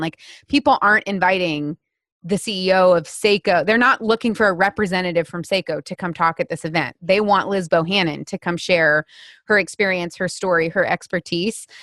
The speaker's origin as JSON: {"language": "English", "country": "United States", "said": "I'm an American woman"}